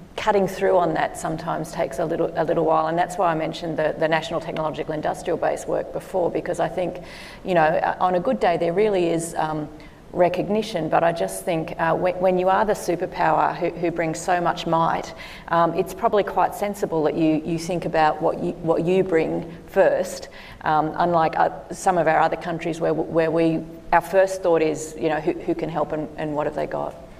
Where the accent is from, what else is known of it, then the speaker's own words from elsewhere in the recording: Australia; now in United States; living over here is, you know, as an Australian